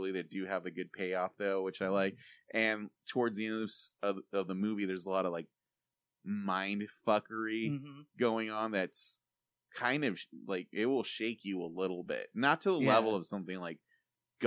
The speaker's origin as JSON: {"language": "English", "region": "California", "country": "United States", "said": "I'm from California"}